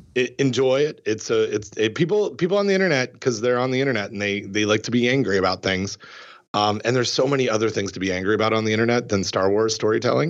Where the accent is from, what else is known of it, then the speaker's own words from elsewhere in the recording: Canada; growing up in Canada